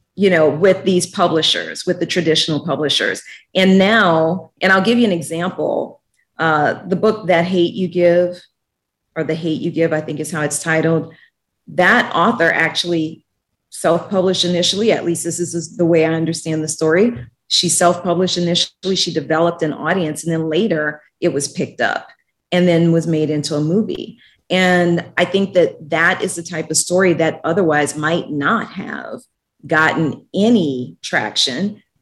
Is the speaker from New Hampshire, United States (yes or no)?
no; New Orleans, Louisiana, United States; moved away as an adult; also born or lived in Washington, D.C. / Guatemala / Mexico; New Orleans is my hometown